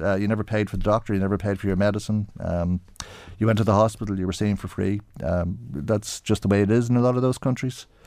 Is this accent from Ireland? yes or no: yes; Ireland; I'm Irish.